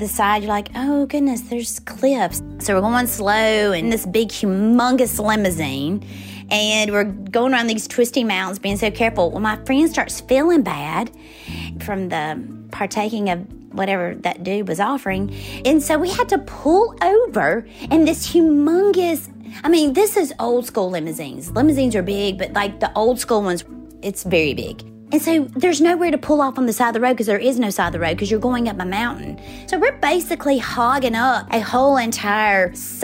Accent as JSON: {"language": "English", "town": "Forest", "region": "Mississippi", "country": "United States", "tie": "born or raised there", "moved": "as an adult", "said": "I grew up in Forest, Mississippi, and I lived on the same street as a major chicken plant."}